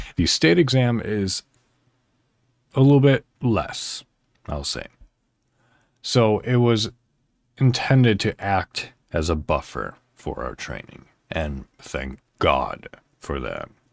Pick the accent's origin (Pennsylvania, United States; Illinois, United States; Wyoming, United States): Illinois, United States; northwest suburb of Chicago; I'm actually from Illinois in the United States, a northwest suburb of Chicago.